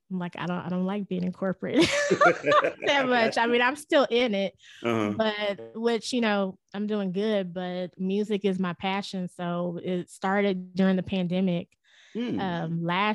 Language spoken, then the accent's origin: English; Dallas, Texas, United States; I'm actually from Dallas, Texas